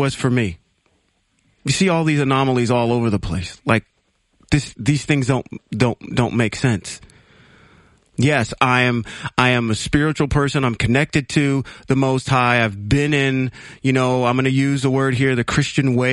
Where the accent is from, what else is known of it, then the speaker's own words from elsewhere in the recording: Ohio, United States; moved away; also born or lived in Reno, Nevada; I'm originally from Ohio, and when I moved out to the West Coast, I went to this small little Baptist church in Reno, Nevada.